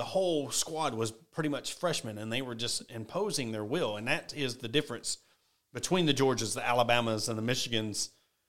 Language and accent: English; Ozark, Arkansas, United States; the city of Ozark, my hometown